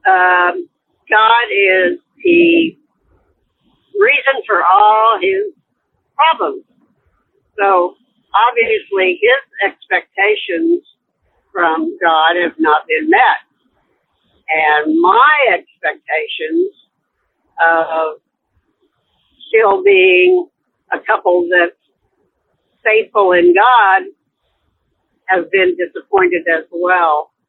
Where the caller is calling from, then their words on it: Kansas, United States; I'm calling from Kansas.